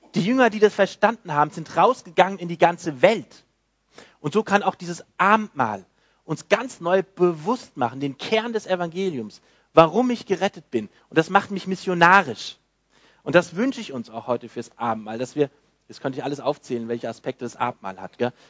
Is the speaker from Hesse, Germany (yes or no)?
yes; Frankfurt, Hesse, Germany; moved away; bei uns, wo ich herkomme, in Frankfurt in der Gemeinde